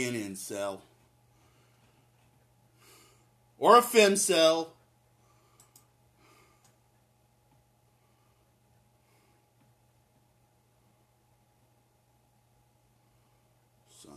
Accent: United States; I'm an American

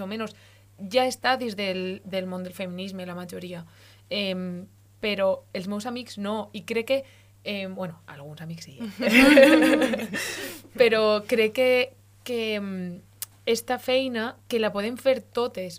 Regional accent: Valencian Community, Spain; first language Valencian; la meva llengua de veritat és el valencià

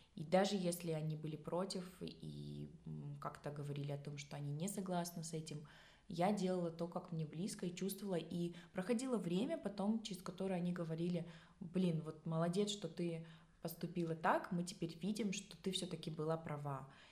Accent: Tajikistan; я родом сама с Таджикистана

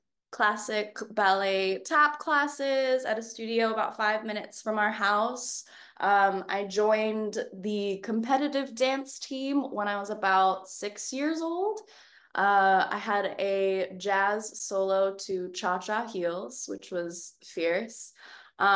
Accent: Auburn, Washington, United States; moved away as an adult; now in New York, United States; I'm from a city 30 minutes south in the suburbs called Auburn, Washington

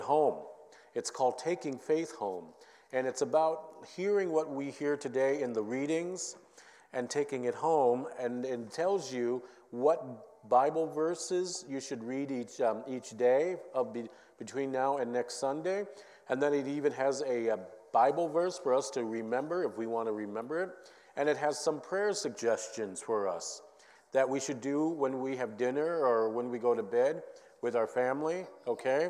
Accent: Minneapolis, Minnesota, United States; growing up in Minneapolis

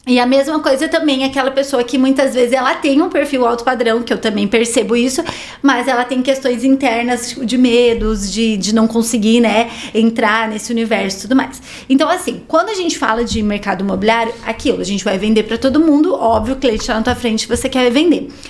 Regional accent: Campo Grande, Mato Grosso do Sul, Brazil; moved away as an adult; also born or lived in Curitiba; now in Balneário Camboriú, Brazil; sou do Mato Grosso do Sul.

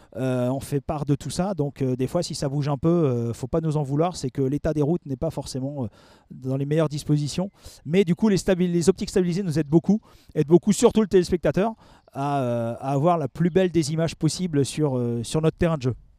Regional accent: Alsace, Grand Est, France; moved away as an adult; now in Paris region, France; j'ai quitté l'Alsace, dont je, suis originaire, pour m'installer euh, en région parisienne

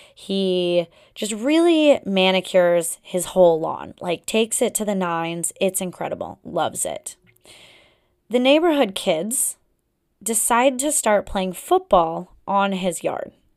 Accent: Pacific Northwest, United States; now in Boston area, United States; I come from the Pacific Northwest

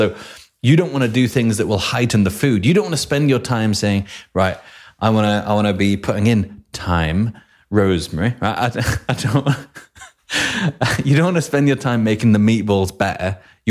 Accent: Chicago, Illinois, United States; I'm from Chicago, Illinois, and I know what hotels are.

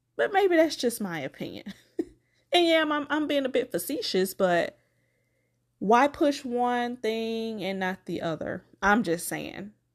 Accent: Macon, Georgia, United States; born or raised there

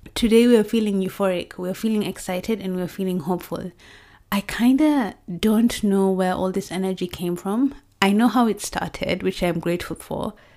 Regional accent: Kericho, Kericho County, Kenya; now in United Kingdom; our hometown, well, my hometown, Kericho

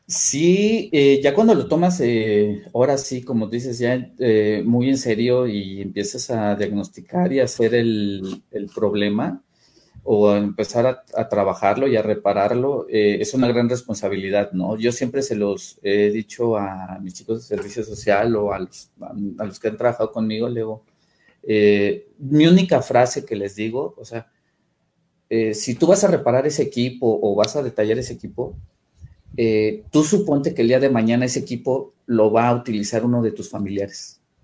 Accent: Mexico City, Mexico; moved away as an adult; now in Tuxtla Gutiérrez, Mexico; yo soy originario de la Ciudad de México

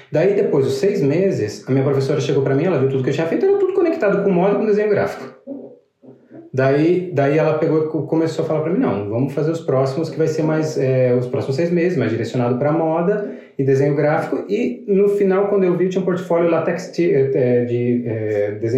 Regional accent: Rio Grande do Sul, Brazil; also born or lived in Paraná; o Rio Grande do Sul, eu me criei no Rio Grande do Sul, na real. No Paraná, eu só morei até os quatro anos.

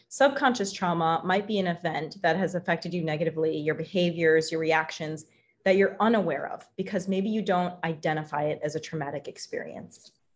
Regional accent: Wisconsin, United States; in the Midwest because I grew up in Wisconsin

